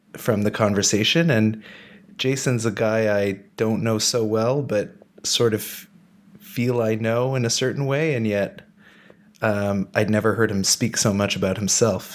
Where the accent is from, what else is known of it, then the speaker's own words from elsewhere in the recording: Ottawa, Ontario, Canada; moved away as an adult; also born or lived in Montreal; now in Berlin, Germany; I was born in Montreal and moved to Ottawa when I was 6.